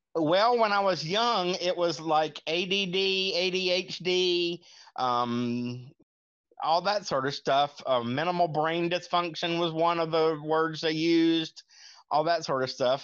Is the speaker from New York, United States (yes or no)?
no; Lincolnton, North Carolina, United States; I'm from Lincolnton, North Carolina